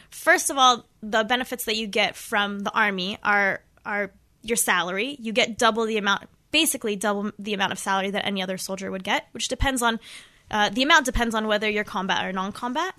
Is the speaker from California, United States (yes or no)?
yes; Los Angeles, California, United States; moved away as an adult; now in Israel; I'm originally from Los Angeles, California.